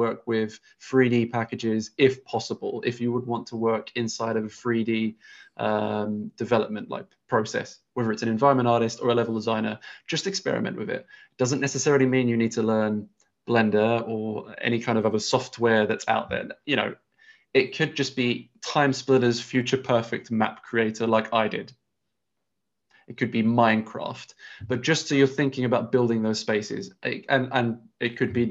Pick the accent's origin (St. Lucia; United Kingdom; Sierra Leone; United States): United Kingdom; England; we're English, we're in England's educational system